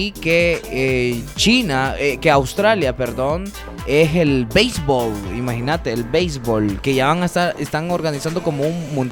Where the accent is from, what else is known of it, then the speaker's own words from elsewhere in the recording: Honduras; nosotros somos eh, unos hondureños muy apasionados por el deporte, los hondureños somos apasionados por ser